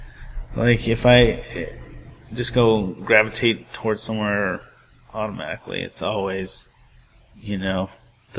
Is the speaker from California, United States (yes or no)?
yes; Bay Area, California, United States; growing up in the Bay Area